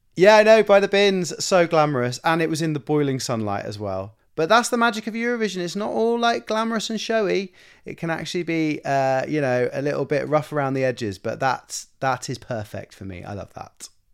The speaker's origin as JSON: {"language": "English", "country": "United Kingdom", "said": "me being British and being from the U K."}